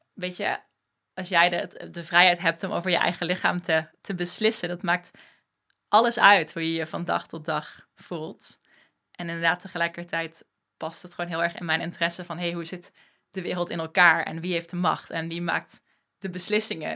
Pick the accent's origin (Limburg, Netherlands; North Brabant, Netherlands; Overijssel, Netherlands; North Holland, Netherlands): Limburg, Netherlands; moved away as an adult; now in Amsterdam, Netherlands; opgegroeid in Limburg, op mijn 18e naar Amsterdam verhuisd